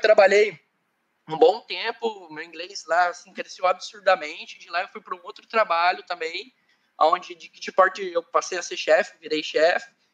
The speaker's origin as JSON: {"language": "Portuguese", "town": "Curitiba", "region": "Paraná", "country": "Brazil", "tie": "born or raised there", "moved": "as an adult", "lives_now": "Ireland", "said": "eu sou do Sul, é, eu nasci em Curitiba, é, eu sou da região, sempre morei na região norte de qualquer lugar, até na Irlanda eu moro na região norte, é, então eu sou de Curitiba"}